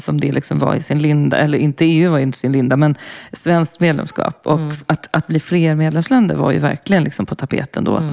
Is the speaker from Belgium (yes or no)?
yes; Brussels, Brussels-Capital Region, Belgium; moved away; jag växte upp i Bryssel i, med, eh, åttio-nittiotalet